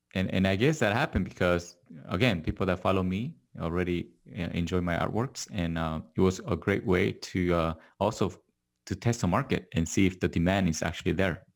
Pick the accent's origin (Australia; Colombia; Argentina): Argentina; also born or lived in Korea; now in Los Angeles, United States; I was born in Korea, grew up in Argentina, and now I'm living in Los Angeles.